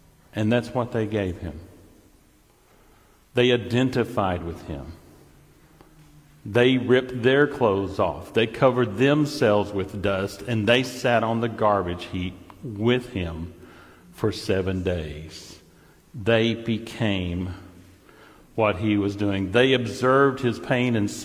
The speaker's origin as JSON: {"language": "English", "town": "Paducah", "region": "Kentucky", "country": "United States", "tie": "born or raised there", "lives_now": "Louisville, United States", "said": "Jill and I grew up in Paducah. I went to Paducah Tillman"}